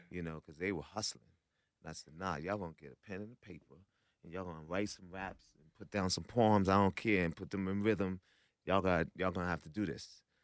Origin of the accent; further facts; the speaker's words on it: New York, United States; I'm from New York